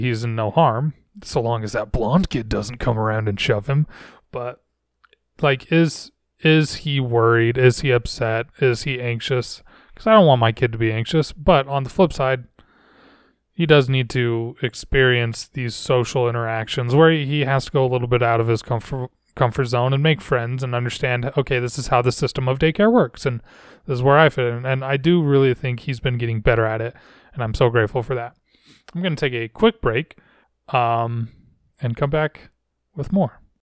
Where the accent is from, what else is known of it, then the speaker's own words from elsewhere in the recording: Layton, Utah, United States; I grew up in a city called Layton